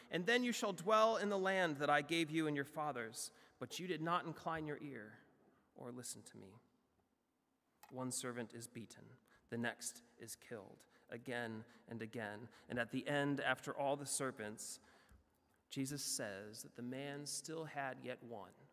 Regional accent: United States; as an American

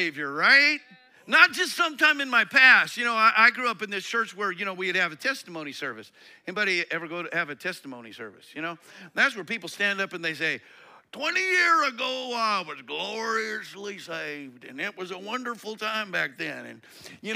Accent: Colorado, United States; I grew up in Colorado

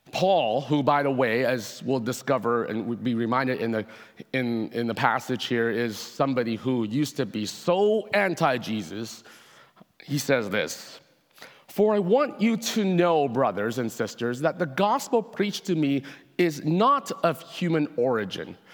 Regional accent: Hong Kong; now in Canada; I was born in Hong Kong myself

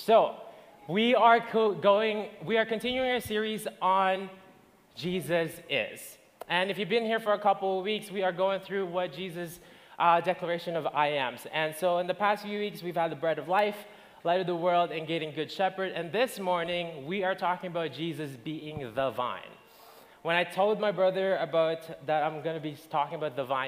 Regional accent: Philippines; now in Alberta, Canada; I'm originally from the Philippines. I moved here when I was in February 2009

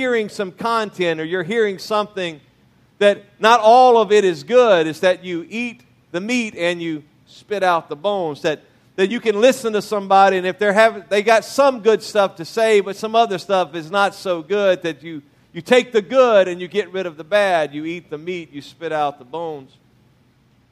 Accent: Louisiana, United States; moved away; also born or lived in Mississippi; born in Mississippi, raised in Louisiana

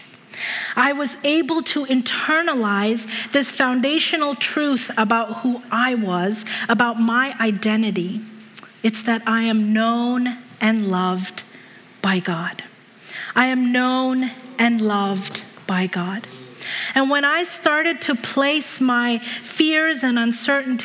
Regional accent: Hong Kong; moved away; I was a little kid growing up in Hong Kong.

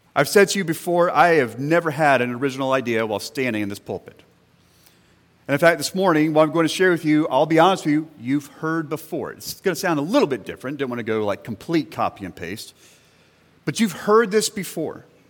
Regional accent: central Florida, United States; moved away; I grew up in a Southern Baptist church in central Florida

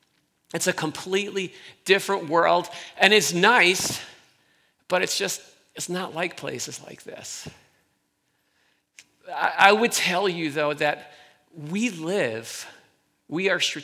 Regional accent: New York, United States; also born or lived in central Pennsylvania; I grew up here right in New York

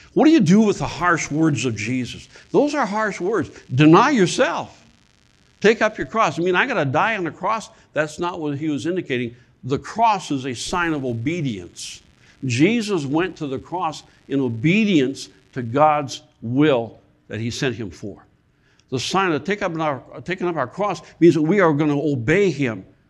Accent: Michigan, United States; moved away; also born or lived in South Carolina; I, I'm from Michigan

